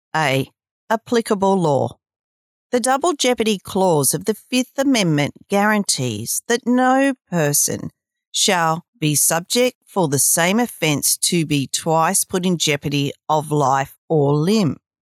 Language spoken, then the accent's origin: English; Australia; I'm Australian